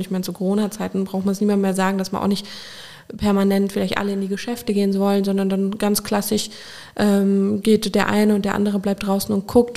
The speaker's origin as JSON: {"language": "German", "town": "Koblenz", "region": "Rhineland-Palatinate", "country": "Germany", "tie": "born or raised there", "also_born_or_lived": "Brodenbach / Remagen", "said": "bin ich in Koblenz groß geworden"}